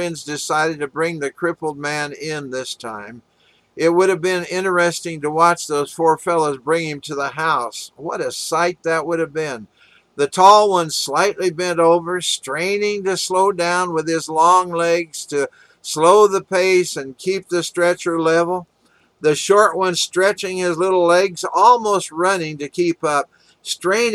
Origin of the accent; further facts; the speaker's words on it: Walla Walla, Washington, United States; also born or lived in Kansas City, Missouri; now in Sun Valley, Arizona, United States; when I was growing up in Walla Walla, Washington